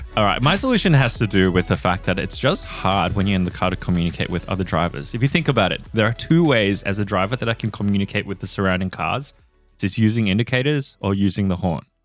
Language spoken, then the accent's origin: English; Singapore; moved away; I grew up in Singapore